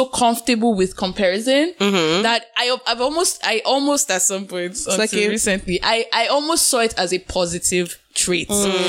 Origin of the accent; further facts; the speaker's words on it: Nigeria; now in Canada; as a Nigerian in the diaspora